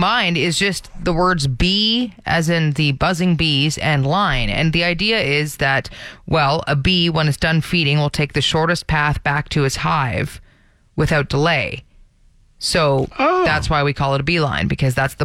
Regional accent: Alberta, Canada; I was from Alberta.

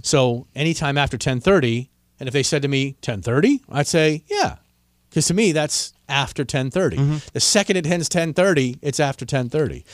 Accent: Washington, District of Columbia, United States; my hometown of Washington, D.C.

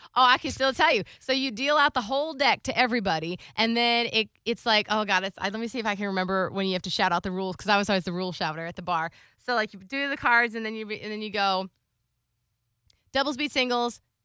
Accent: Florida, United States; I'm from Florida.

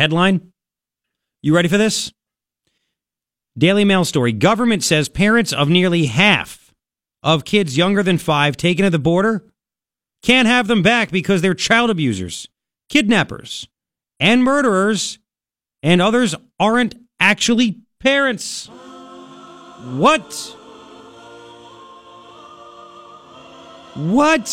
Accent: Long Island, New York, United States; now in Tucson, United States; I grew up in Long Island where kids would say, you know, I'm Italian.

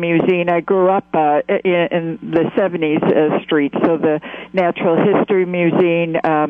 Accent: New York City, New York, United States; now in San Luis Obispo, United States; I grew up in Manhattan

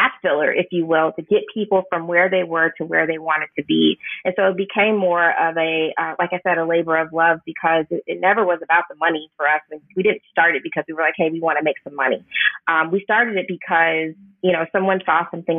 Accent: Houston, Texas, United States; now in New Orleans, United States; I'm from Houston. We're from Houston, but moving to New Orleans

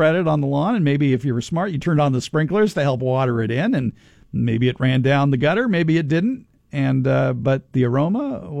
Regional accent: Los Angeles, California, United States; I remember growing up in North Hollywood

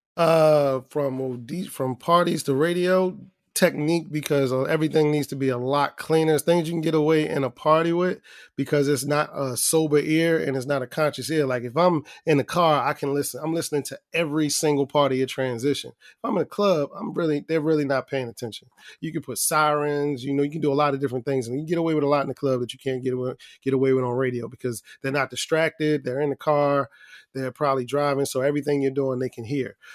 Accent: Baltimore, Maryland, United States; I'm from Baltimore

